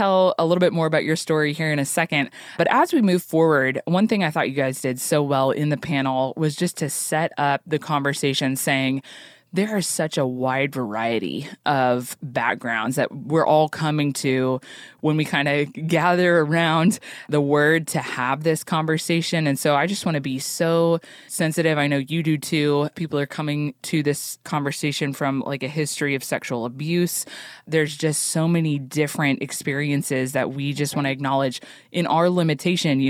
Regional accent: Oklahoma, United States; I'm from Oklahoma

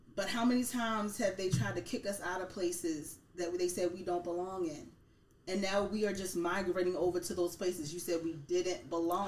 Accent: Baltimore, Maryland, United States; now in York, United States; I'm actually from Baltimore, Maryland

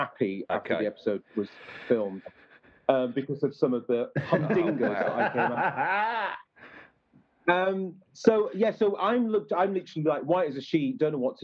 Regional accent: Sheffield, Yorkshire and the Humber, United Kingdom; I'm from Sheffield

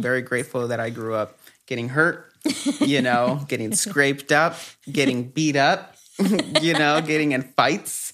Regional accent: Los Angeles, California, United States; also born or lived in Mexico; I was born in Mexico and then we migrated to the U S when I was super young and grew up in Echo Park

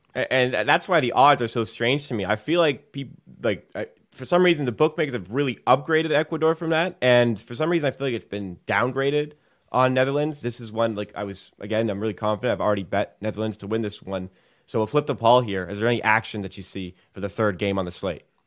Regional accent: England, United Kingdom; I am English

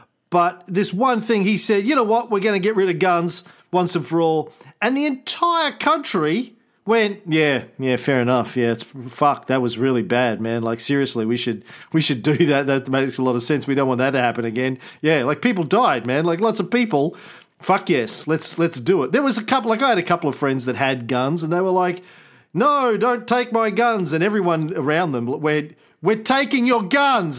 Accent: Australia; as an Australian

